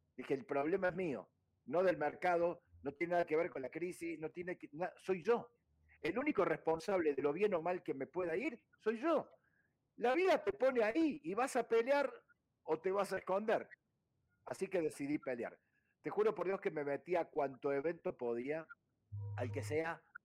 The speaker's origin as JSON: {"language": "Spanish", "region": "Córdoba", "country": "Argentina", "tie": "born or raised there", "moved": "as an adult", "said": "Yo nací en una ciudad llamada Córdoba, que para el que no conoce está en el centro geográfico de Argentina"}